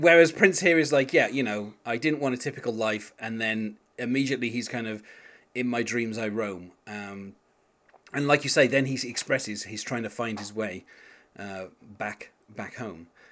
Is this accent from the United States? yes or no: no; England, United Kingdom; being English like myself